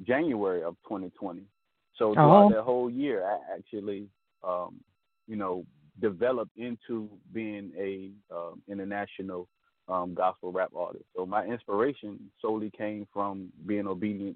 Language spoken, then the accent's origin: English; Chesapeake, Virginia, United States; I'm calling from Chesapeake, Virginia. That's where I'm from. You know, born and raised in Virginia